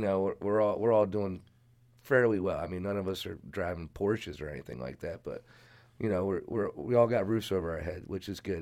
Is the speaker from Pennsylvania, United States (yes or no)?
no; Sykesville, Maryland, United States; moved away as an adult; I'm originally from Carroll County. I grew up in Sykesville, went to South Carroll High School